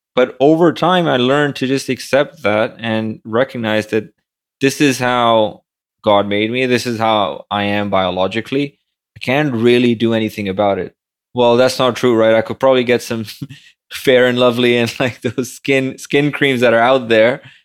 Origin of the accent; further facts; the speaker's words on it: Pakistan; moved away as an adult; now in New York City, United States; barely passed high school growing up in Pakistan